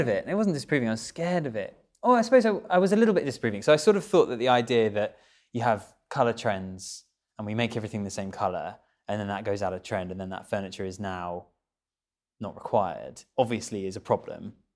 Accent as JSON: {"language": "English", "area": "Kent", "region": "South East England", "country": "United Kingdom", "tie": "born or raised there", "said": "I had quite a rural upbringing. I grew up in Kent"}